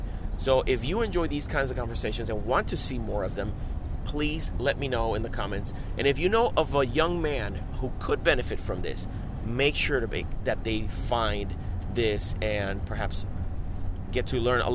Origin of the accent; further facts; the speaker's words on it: Puerto Rico; we grew up in Puerto Rico